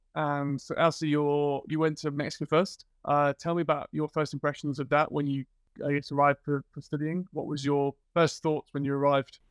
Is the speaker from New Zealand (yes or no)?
no; British / England, United Kingdom; moved away as an adult; now in Sweden; being British, I thought we were quite standoffish in England, and then I moved to Sweden